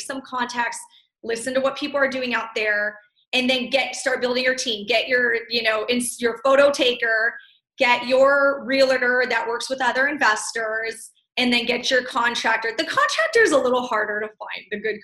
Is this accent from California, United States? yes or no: yes; California, United States; I'm from California